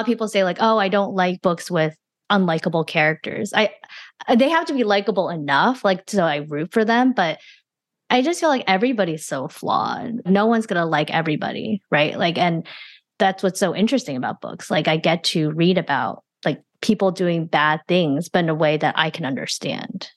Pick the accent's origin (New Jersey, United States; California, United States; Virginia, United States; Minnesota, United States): New Jersey, United States; also born or lived in China / Flushing, Queens, New York; We spent some time there, but I mostly grew up in the suburbs of New Jersey